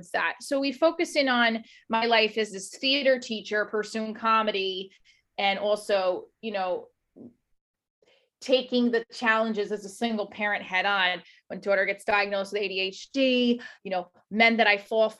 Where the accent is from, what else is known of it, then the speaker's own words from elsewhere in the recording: New Jersey, United States; We do have a way of doing things in Jersey and New York